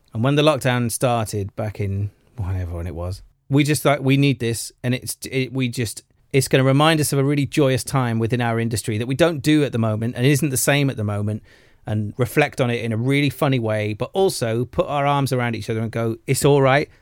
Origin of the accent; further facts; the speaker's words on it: Welsh, Wales, United Kingdom; being Welsh